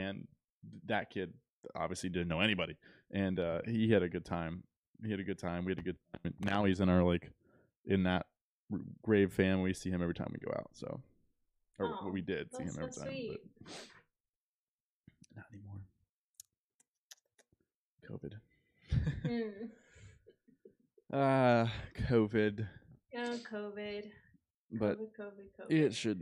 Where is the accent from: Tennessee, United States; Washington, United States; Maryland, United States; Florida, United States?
Florida, United States; we're from Florida